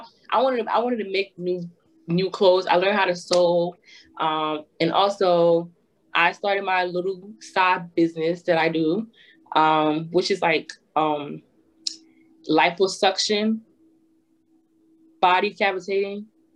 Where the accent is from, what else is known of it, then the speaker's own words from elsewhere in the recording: New Jersey, United States; Cause I'm from Jersey, so my house is literally like 30 to 40 minutes away from New York.